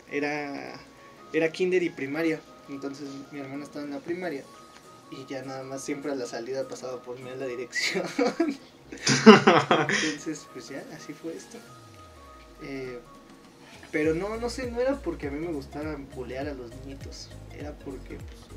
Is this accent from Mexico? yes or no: yes; Monterrey, Nuevo León, Mexico; no, no, soy norteño, compadre. Bien regio, te iba a decir.